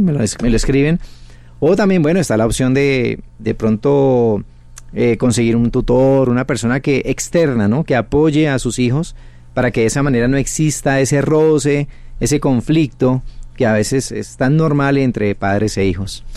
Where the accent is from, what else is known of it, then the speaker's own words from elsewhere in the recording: Cali, Valle del Cauca, Colombia; Yo soy de Cali, Colombia.